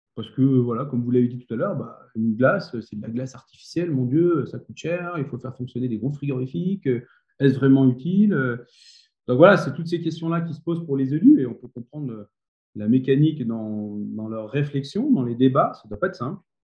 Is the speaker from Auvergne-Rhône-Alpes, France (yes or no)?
yes; Grenoble, Auvergne-Rhône-Alpes, France; now in Méribel, France; je suis grenoblois, donc j'étais plutôt éducateur sportif